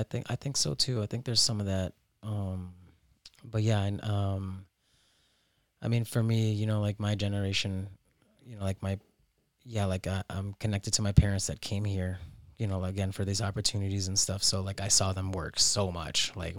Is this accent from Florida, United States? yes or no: yes; Miami, Florida, United States; also born or lived in Lima, Peru; I was born in Lima, and then my parents brought me to Miami, and you know, we traveled back and forth a lot because my grandparents were living there